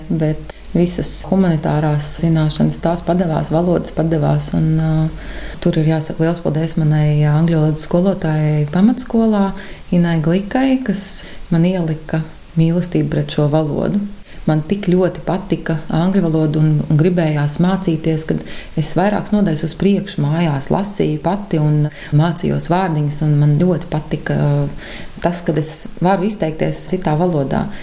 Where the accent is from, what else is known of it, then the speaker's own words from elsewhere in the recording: Kuldīga, Kuldīga Municipality, Latvia; moved away; lai gan ilgus gadus tur vairs nedzīvoju. Sirdī kuldīga man vienmēr būs mīļa.